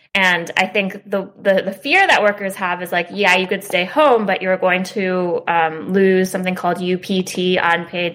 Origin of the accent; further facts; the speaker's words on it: California, United States; now in New York, United States; I am from California and I live in New York